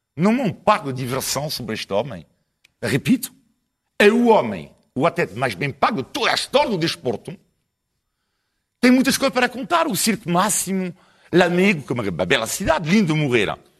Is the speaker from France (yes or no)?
yes; France; Portuguese is a second language; now in Portugal; sou francês, fraco italiano